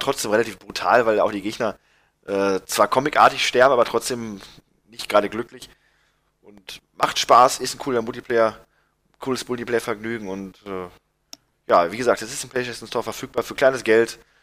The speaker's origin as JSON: {"language": "German", "country": "Germany", "said": "bei uns in Deutschland"}